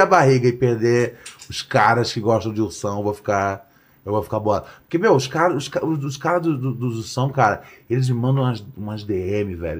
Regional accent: Brazil; eu sou do Brasil

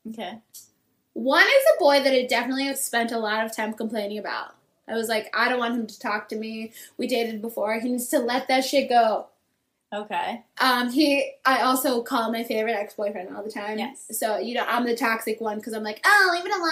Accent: Michigan, United States; my like childhood bedroom. I'm from Michigan.

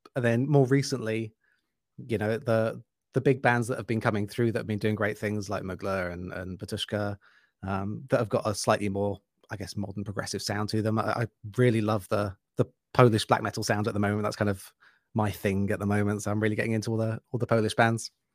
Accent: United Kingdom; now in Germany; I've really missed living in Germany and being a Brit

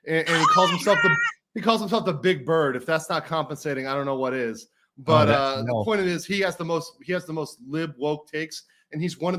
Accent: Miami, Florida, United States; moved away as an adult; now in Seoul, South Korea; I'm from Miami, Florida, born and raised in Miami, Florida, 305

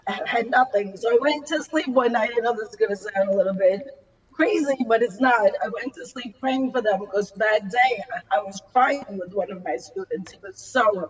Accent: New York City, New York, United States; now in New Jersey, United States; I'm from Staten Island, New York

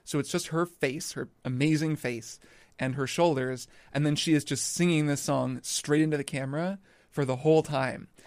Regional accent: Indiana, United States; moved away; I grew up in Indiana

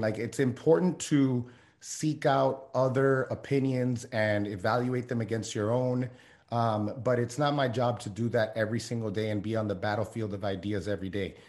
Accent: Miami, Florida, United States; I grew up in Miami

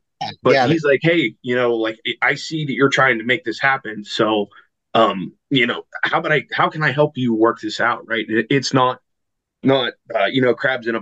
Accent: Pennsylvania, United States; we're from Pennsylvania

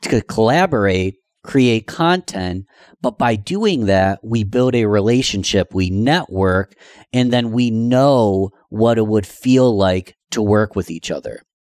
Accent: Rochester, New York, United States; my hometown of Rochester, New York

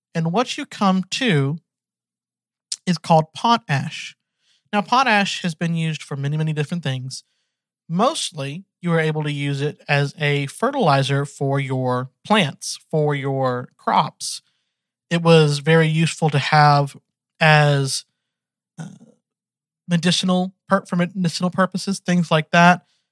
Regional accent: Georgia, United States; also born or lived in Texas; I was born in Texas, but I've been raised in Georgia ever since I was 1.

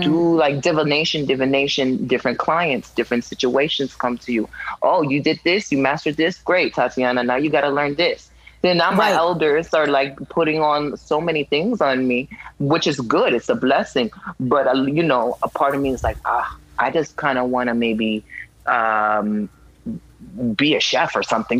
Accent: New York City, New York, United States; moved away; I'm from Brooklyn, New York.

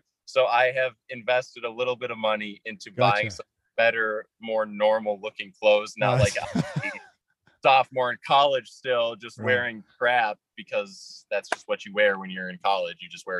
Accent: Minnesota, United States; I've got a very, I'm from Minnesota, but I kind of sound, aside from a few words, a little more like, you know, Wisconsin or Chicago or something.

